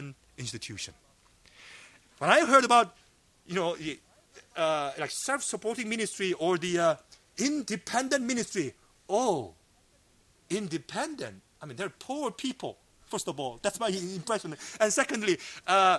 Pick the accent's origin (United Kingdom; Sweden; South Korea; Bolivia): South Korea; moved away as an adult; also born or lived in Los Angeles / Georgia; I was brought up in Korea as a macho man.